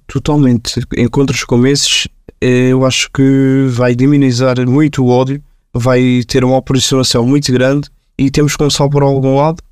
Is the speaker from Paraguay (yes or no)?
no; Portugal; nós somos uma comunidade, que somos cidadãos portugueses, nascemos em Portugal